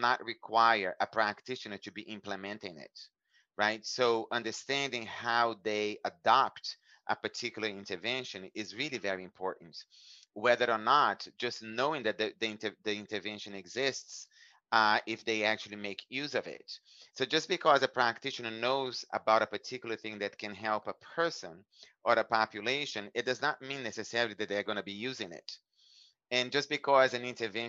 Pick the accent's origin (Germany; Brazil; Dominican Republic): Brazil; moved away as an adult; now in United States; growing up in Brazil